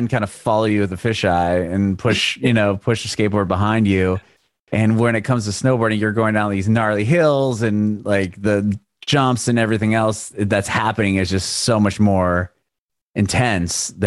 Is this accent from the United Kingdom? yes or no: no; San Diego, California, United States; I grew up in San Diego